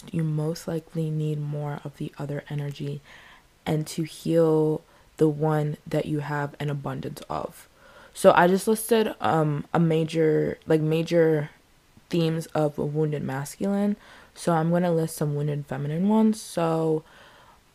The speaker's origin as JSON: {"language": "English", "country": "United States", "said": "I'm American"}